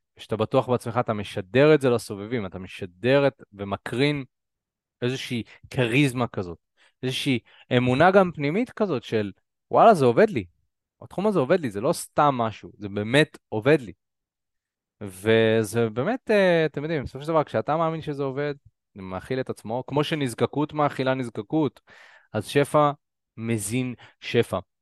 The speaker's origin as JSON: {"language": "Hebrew", "town": "Karmiel", "region": "Northern District", "country": "Israel", "tie": "born or raised there", "moved": "yes", "said": "גדלתי בכרמיאל, אזור אה, בצפון"}